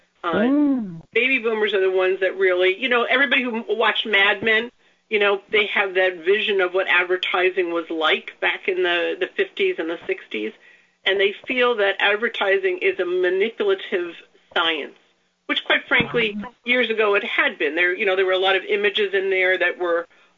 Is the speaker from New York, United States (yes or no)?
yes; New York City, New York, United States; I grew up in the New York area. I grew up in New York City